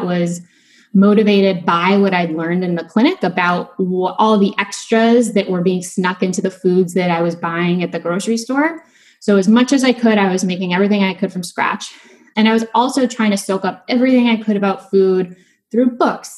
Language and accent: English; outside of Chicago, Illinois, United States; I grew up outside of Chicago, which is where I live now